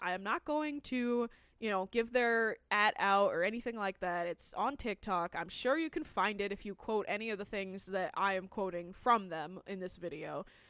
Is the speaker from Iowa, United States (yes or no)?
no; California, United States; I grew up in California my entire life